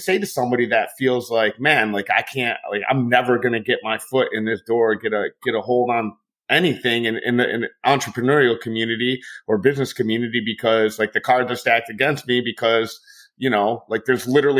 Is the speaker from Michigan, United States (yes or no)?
yes; Detroit, Michigan, United States; moved away as an adult; now in Florida, United States; I'm from Detroit, man. I never met Mr. Detroit.